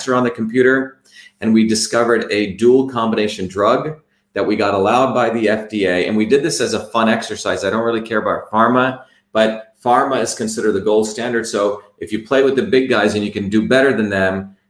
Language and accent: English; India; When I grew up in India